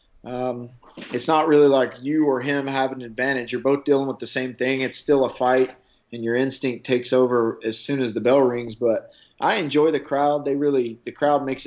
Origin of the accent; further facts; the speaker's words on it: Nashville, Tennessee, United States; that's kind of my hometown